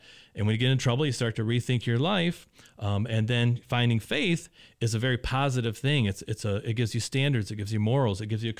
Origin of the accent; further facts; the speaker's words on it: Indianapolis, Indiana, United States; I was actually from Indianapolis originally